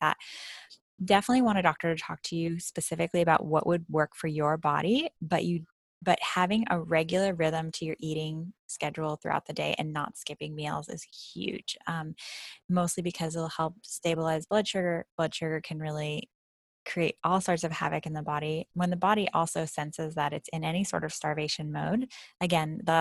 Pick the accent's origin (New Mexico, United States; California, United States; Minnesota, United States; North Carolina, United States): California, United States; 3 hours north of Los Angeles; I grew up in California, that I was 3 hours north of Los Angeles